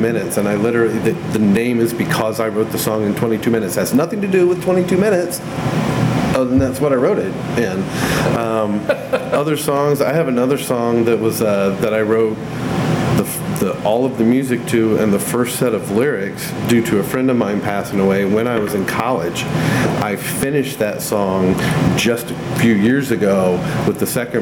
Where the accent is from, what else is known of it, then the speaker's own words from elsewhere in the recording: Kokomo, Indiana, United States; also born or lived in Crawfordsville, Indiana; I actually went to college somewhere smaller than I grew up in Kokomo